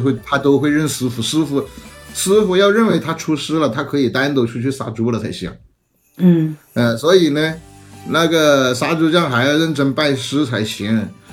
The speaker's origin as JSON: {"language": "Chinese", "region": "Hunan", "country": "China", "tie": "born or raised there", "moved": "yes", "said": "我们老家对于杀年猪有，呃，摆到什么样的日程"}